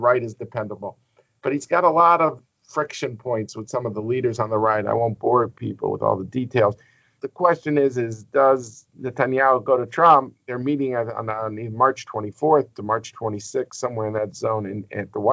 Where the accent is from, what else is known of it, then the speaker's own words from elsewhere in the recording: United States; As an American